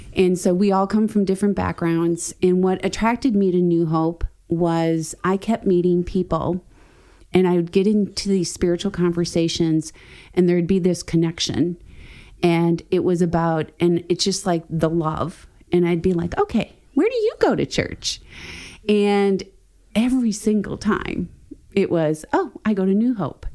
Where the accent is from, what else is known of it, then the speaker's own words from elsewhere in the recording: Wisconsin, United States; moved away as an adult; We are from Wisconsin